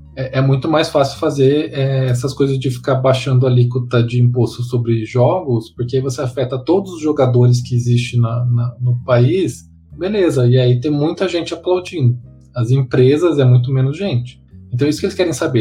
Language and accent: Portuguese; Mato Grosso do Sul, Brazil; moved away; eu sou do Mato Grosso do Sul